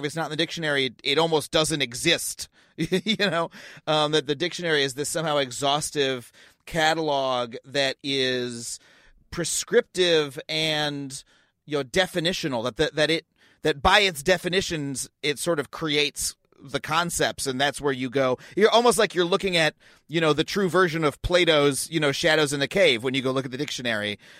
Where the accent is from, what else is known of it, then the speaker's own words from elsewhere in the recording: Long Island, New York, United States; I grew up on Long Island, um, which is, you know, has a, has a pretty thick accent associated with it